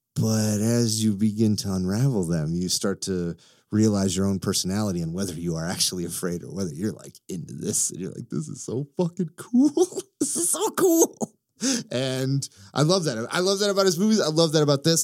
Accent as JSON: {"language": "English", "region": "Illinois", "country": "United States", "said": "I'm from Illinois"}